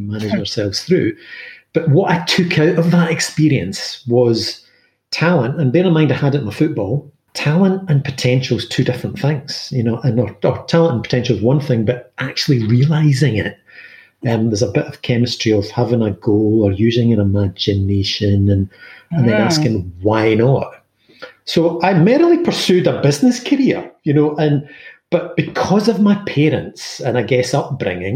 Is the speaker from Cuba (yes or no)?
no; Glasgow, Scotland, United Kingdom; I was born in Glasgow, schooled in comprehensive school in Glasgow